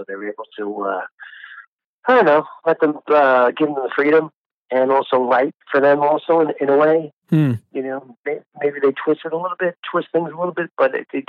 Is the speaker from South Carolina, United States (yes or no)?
no; New York City, New York, United States; But I grew up in Brooklyn and Staten Island.